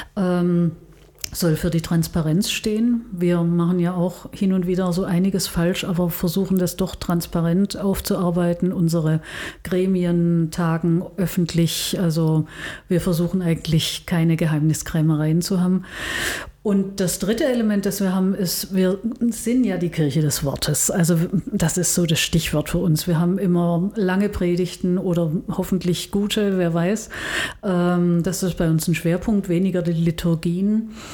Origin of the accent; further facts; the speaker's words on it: Stuttgart, Baden-Württemberg, Germany; moved away as an adult; also born or lived in Tübingen; now in Bonn, Germany; Ich bin in Stuttgart geboren, das hört man wahrscheinlich unmittelbar, dass ich nicht aus dem Rheinland komme. Ähm, war damals katholisch und äh, bin da aufgewachsen